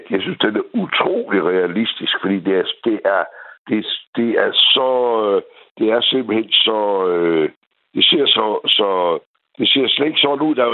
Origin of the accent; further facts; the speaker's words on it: Aarhus, Central Denmark Region, Denmark; jeg er jo fra Aarhus her.